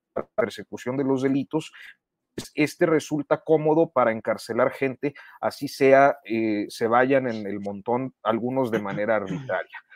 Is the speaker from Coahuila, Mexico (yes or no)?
yes; Saltillo, Coahuila, Mexico; en Saltillo, de donde yo soy